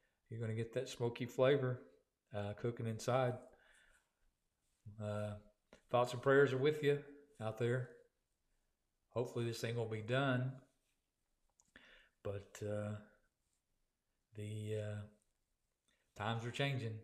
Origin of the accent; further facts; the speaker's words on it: Oklahoma, United States; growing up in Oklahoma